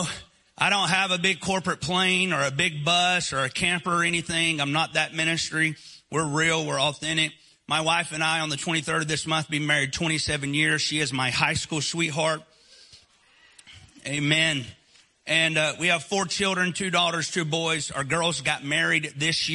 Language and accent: English; Northeast Alabama, United States; accent: Southern; now in Eastern Tennessee, United States; I was born and raised in Northeast Alabama, partially raised where I currently live right now as well, in the Great Smoky Mountains of Eastern Tennessee